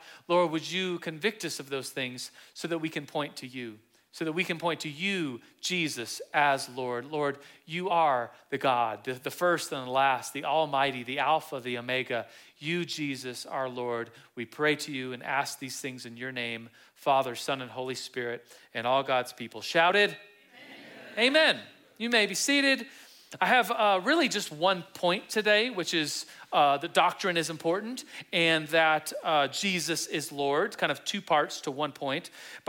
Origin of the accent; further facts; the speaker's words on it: Turkey; born there; my dad was stationed in the Air Force, in an Air Force base in Turkey, and 44 years ago, I was born in Turkey.